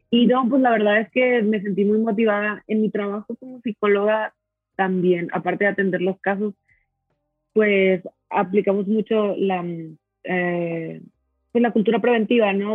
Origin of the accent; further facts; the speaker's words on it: Monterrey, Nuevo León, Mexico; soy de Monterrey